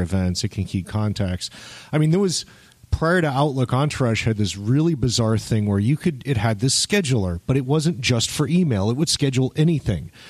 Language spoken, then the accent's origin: English; Miami, Florida, United States; I grew up in Miami